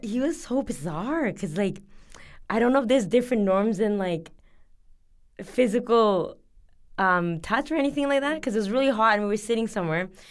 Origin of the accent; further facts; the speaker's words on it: Canada; moved away as an adult; also born or lived in Bangladesh; now in South Korea; I'm from Canada